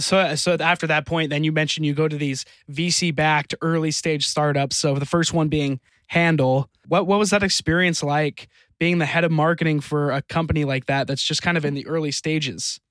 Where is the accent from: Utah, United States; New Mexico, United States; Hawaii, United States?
Utah, United States; I grew up in Utah